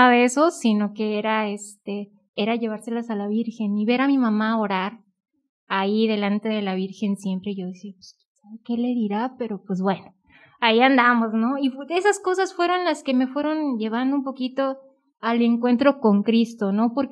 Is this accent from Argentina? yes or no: no; northern Veracruz, Mexico; moved away; Soy originaria de Veracruz, sí, soy originaria de Veracruz, del norte de Veracruz.